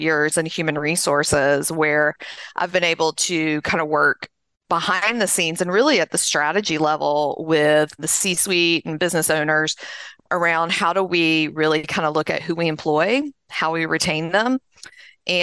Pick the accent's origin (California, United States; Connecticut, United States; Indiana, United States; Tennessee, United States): Tennessee, United States; just south of Nashville, Middle; I grew up in Middle Tennessee, just south of Nashville, as you can probably tell from my accent